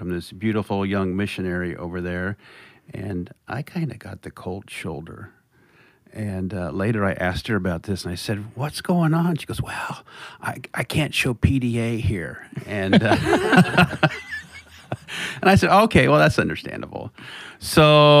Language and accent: English; Kansas, United States; moved away as an adult; also born or lived in Milwaukee; growing up on the farm in Kansas